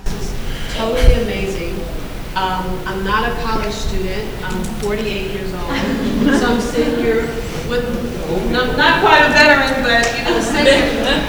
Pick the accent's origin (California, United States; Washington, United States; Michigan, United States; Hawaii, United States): California, United States; Los Angeles; moved away as an adult; also born or lived in New York City; I'm from South Central LA, a very hard neighborhood.